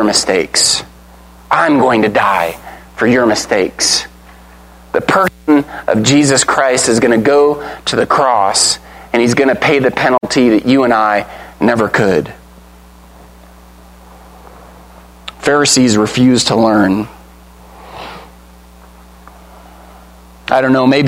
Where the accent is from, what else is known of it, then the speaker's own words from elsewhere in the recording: United States; We're Americans, right? We're Americans!